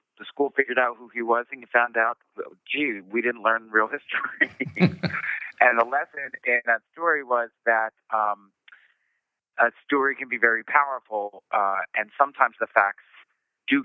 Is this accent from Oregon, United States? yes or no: no; Philadelphia, Pennsylvania, United States; I'm from Philadelphia, PA